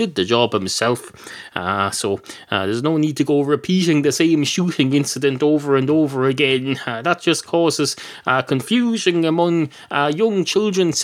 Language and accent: English; Ireland; I've got Irish.